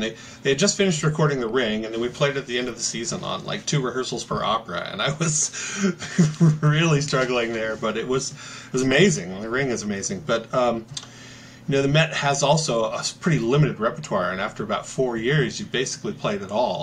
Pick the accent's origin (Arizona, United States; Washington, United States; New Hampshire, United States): Washington, United States; Seattle; moved away; also born or lived in New York; I grew up in the Seattle area, so I chose Seattle and moved back here